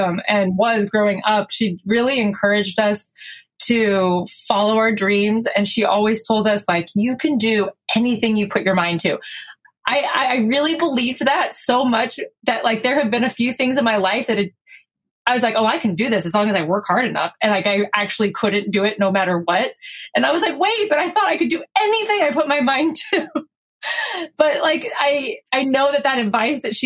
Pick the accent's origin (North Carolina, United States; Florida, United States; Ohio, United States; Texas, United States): Florida, United States; South; moved away as an adult; we grew up in South Florida, where there are not very many LDS people